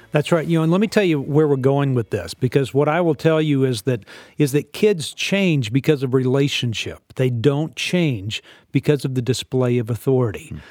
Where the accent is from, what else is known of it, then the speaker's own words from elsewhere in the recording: Texas, United States; I was raised in Texas